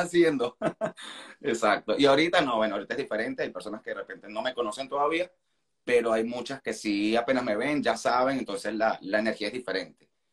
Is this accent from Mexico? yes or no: no; Venezuela; now in Argentina; como el venezolano, estamos acostumbrados a vivir rodeados de extranjeros